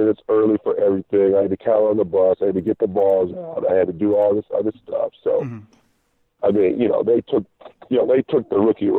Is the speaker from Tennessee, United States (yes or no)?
no; Iowa, United States; I come from Iowa, and now I'm in Boston